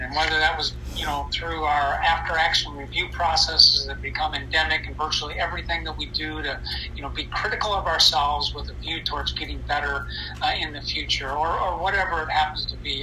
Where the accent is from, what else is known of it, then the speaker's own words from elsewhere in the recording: United States; as Americans and certainly as American military officers